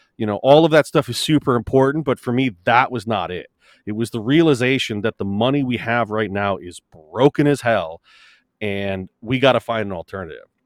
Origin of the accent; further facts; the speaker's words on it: United States; I'm American.